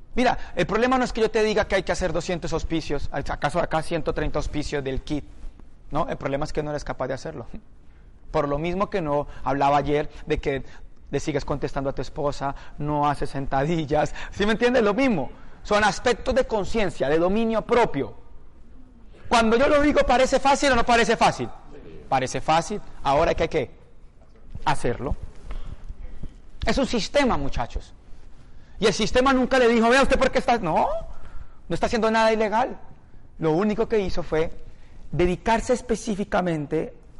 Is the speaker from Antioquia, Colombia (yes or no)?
no; Palmira, Valle del Cauca, Colombia; moved away; Yo soy de una ciudad de 300.000 habitantes. Un pueblo.